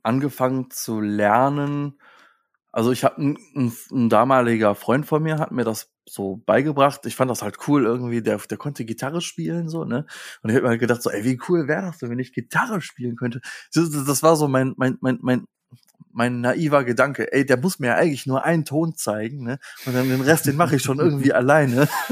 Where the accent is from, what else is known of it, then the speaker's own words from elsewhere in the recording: Hilden, North Rhine-Westphalia, Germany; moved away; also born or lived in Hesse; ich komme aus Hilden.